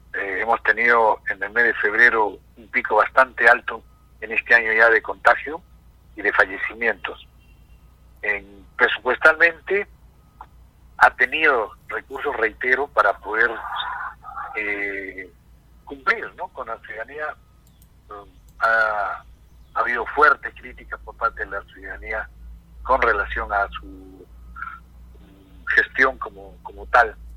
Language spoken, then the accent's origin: Spanish; Peru; como peruanos